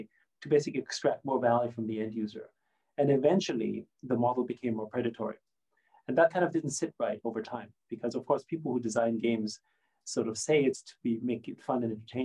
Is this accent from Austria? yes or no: yes; Austria; first language German; English is a second language; moved away; I grew up in Austria. So I was very much sort of, you know, as a Chinese person in Austria, growing up in the 70s